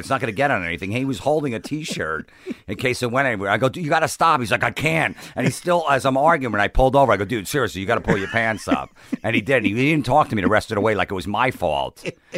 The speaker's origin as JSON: {"language": "English", "town": "Old Bridge", "region": "New Jersey", "country": "United States", "said": "New Jersey, Old Bridge, about 45 minutes south of..."}